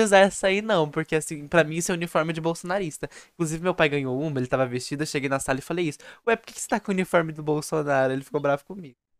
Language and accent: Portuguese; Brazil; sou brasileiro com orgulho.